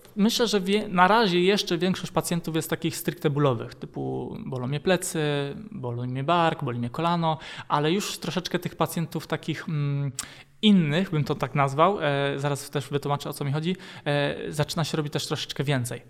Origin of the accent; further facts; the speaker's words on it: Lisiec Wielki, Greater Poland, Poland; pochodzę z Konina, E, tam się urodziłem, a dokładnie pochodzę z Lisa Wielkiego. To jest taka mała miejscowość pod Koninem